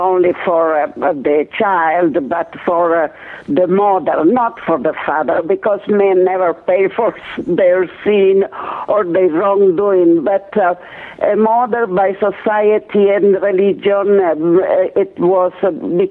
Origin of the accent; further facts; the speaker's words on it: Italy; moved away as an adult; I was born in Italy.